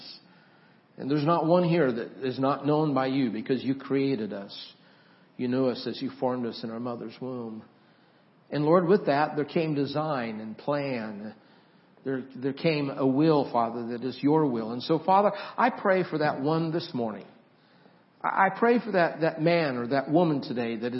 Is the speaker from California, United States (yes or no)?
no; Idaho, United States; I grew up in Idaho